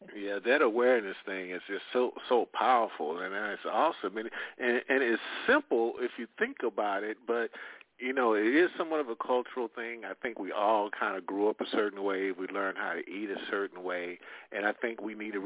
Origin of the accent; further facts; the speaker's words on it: Midwest, United States; I come from the Midwest